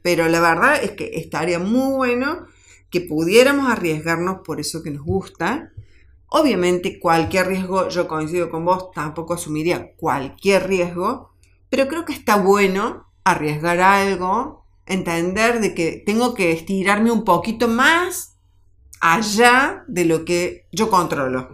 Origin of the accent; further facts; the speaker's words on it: Argentina; como argentinos